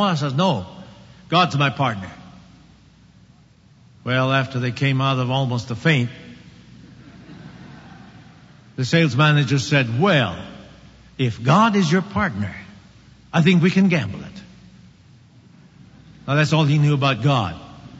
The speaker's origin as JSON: {"language": "English", "region": "Oklahoma", "country": "United States", "said": "I came from Oklahoma."}